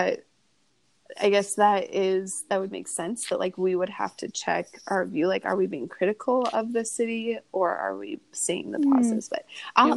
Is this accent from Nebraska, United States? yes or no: yes; Kearney, Nebraska, United States; I grew up in Kearney.